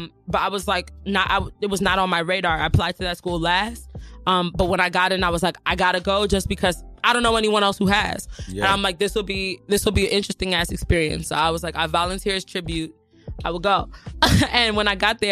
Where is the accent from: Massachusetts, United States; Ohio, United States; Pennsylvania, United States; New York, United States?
New York, United States; New York City; I grew up in Jamaica, Queens.